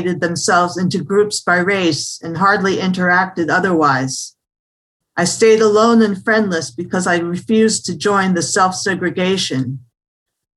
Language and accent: English; New York City, New York, United States; I grew up in New York City in an integrated neighborhood on the Upper West Side of Manhattan